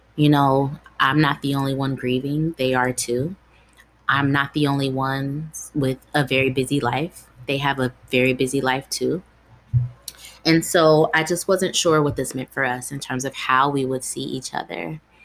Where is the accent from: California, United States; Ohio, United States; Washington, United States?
Ohio, United States; Dayton; also born or lived in Columbus, Ohio; I grew up in Ohio, Dayton, Ohio, to be specific